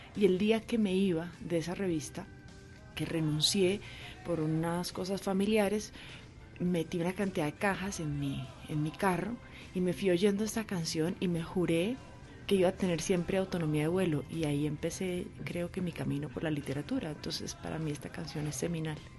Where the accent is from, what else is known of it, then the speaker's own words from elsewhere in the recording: Bogotá, Colombia; vivíamos en una casa de clase media, en Cedritos, mi papá trabajaba empleado de una, de una empresa de químicos y yo me crié con mi abuela